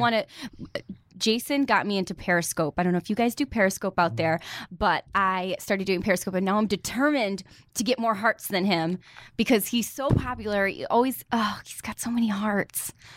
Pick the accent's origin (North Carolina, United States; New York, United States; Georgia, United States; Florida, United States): New York, United States; I'm from New York